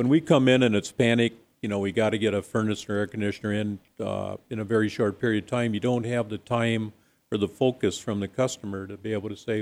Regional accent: Minnesota, United States; accent: Minnesotan; now in Arizona, United States; I came from Minnesota

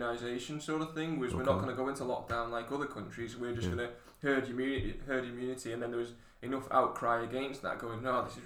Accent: United Kingdom; as the British people

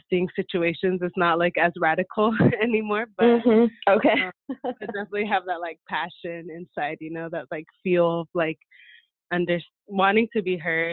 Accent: San Diego, California, United States; I grew up here in San Diego with really strong connection to Mexico, to Michoacán specifically

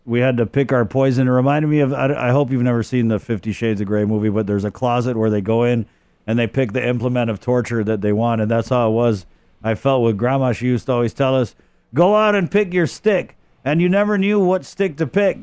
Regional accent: Guam; also born or lived in Oklahoma / Virginia; I was born in Oklahoma. I came back to Guam, you know, before I turned one. Uh, lived here, uh, my stepfather was in the Navy, uh, so I spent, uh, second grade in Virginia, uh, came back, um, to Guam

